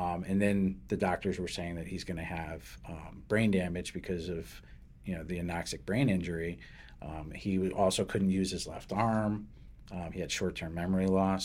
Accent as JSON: {"language": "English", "town": "New Britain", "region": "Connecticut", "country": "United States", "tie": "born or raised there", "also_born_or_lived": "Derby, Connecticut / Hartford, Connecticut"}